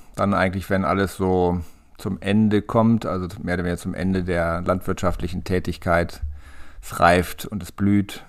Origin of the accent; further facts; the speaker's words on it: Lenthe, Lower Saxony, Germany; ich komme hier aus der Gegend aus dem Kahlenberger Land, aus Lente, im kleinen Örtchen am Stadtrand von Hannover